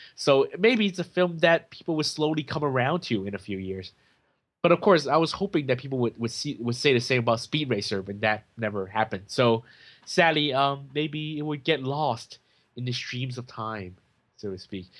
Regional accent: United States; moved away as an adult; also born or lived in Japan; now in Hong Kong; I was here and then I was in America. I grew up in America

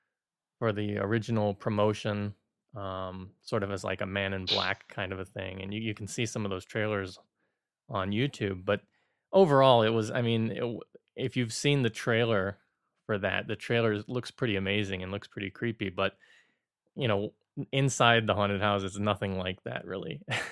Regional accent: Florida, United States; now in Hong Kong; I grew up in Florida

